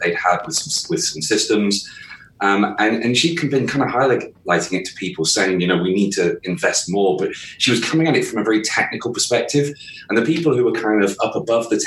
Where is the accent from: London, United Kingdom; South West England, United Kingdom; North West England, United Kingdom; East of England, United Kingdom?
South West England, United Kingdom; southwest of the UK; I'm from the southwest of the UK.